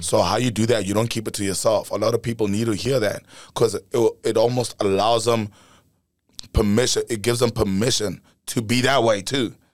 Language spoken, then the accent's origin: English; Pretoria, Gauteng, South Africa; Born and raised in South Africa, Pretoria, right in the heart of it.